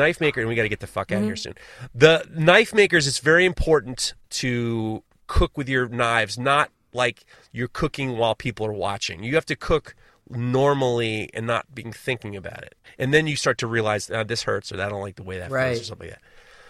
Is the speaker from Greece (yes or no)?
no; Kenya; I feel as though I have the experience of being a Kenyan college graduate.